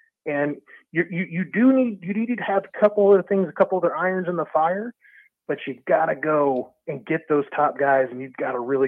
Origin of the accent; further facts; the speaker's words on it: Texas, United States; If you think that I'm up here from Texas because I wanted to see the white stuff on the ground, you got another thing coming.